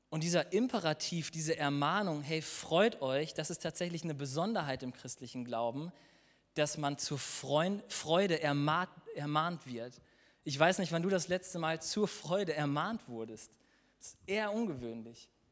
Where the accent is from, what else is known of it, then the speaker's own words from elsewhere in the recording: Germany; wir als Deutsche in unserem Land in einem der reichsten Länder wohnen